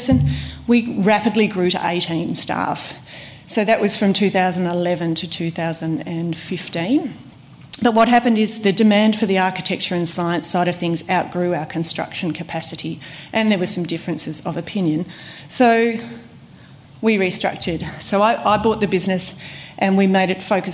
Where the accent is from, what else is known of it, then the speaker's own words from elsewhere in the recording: Tasmania, Australia; moved away as an adult; also born or lived in Perth / Vancouver / Philippines; now in Canberra, Australia; I grew up in Tasmania, was born in Perth